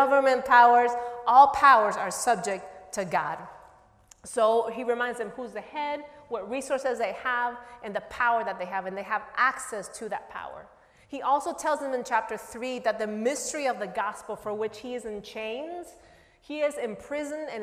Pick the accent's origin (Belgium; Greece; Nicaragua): Nicaragua; now in United States; I am originally from Nicaragua